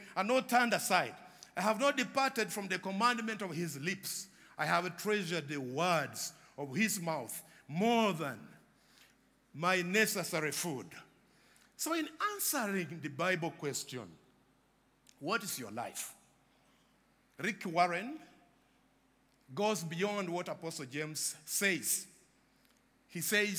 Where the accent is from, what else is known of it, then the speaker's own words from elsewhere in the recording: Uganda; I come from Uganda